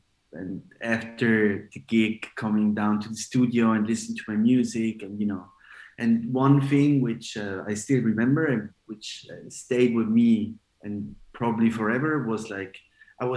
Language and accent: English; Switzerland; also born or lived in Ibiza; I'm Italian, but born and raised in Switzerland